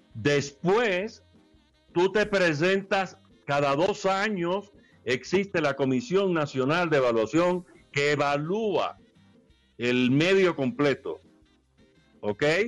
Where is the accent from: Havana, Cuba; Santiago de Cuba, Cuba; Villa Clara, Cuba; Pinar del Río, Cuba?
Villa Clara, Cuba; Caibarién; los portales de, de mi pueblo, en Caibarien